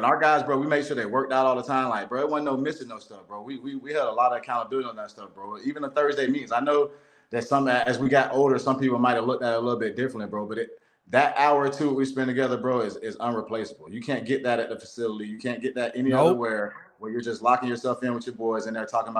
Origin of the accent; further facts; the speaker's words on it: Lakeland, Florida, United States; I'm from Lakeland, Florida, bro.